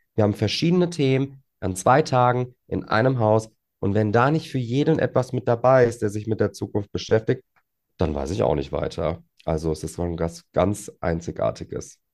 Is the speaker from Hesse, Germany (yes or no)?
yes; Frankfurt am Main, Hesse, Germany; Frankfurt ist meine Heimat, das stimmt. Natürlich habe ich da auch einen kleinen Heimvorteil, weil ich die Stadt ganz gut kenne und äh, was heißt ganz gut, ich kenne sie sehr gut, sollte ich auch, nachdem ich hier meine gesamte Kindheit und Jugend verbracht habe